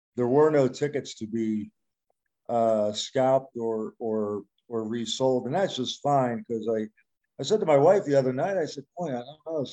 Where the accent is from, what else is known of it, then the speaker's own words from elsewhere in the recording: Philadelphia, Pennsylvania, United States; I'm from Philadelphia